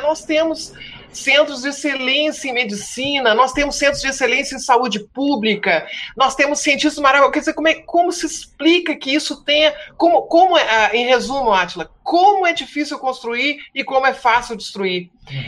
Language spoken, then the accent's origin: Portuguese; Rio Grande do Sul, Brazil; moved away; tu já notaste que eu sou gaúcho, embora não esteja no Rio Grande do Sul há, há muitos anos, saio do Rio Grande, mas o Rio Grande não sai de mim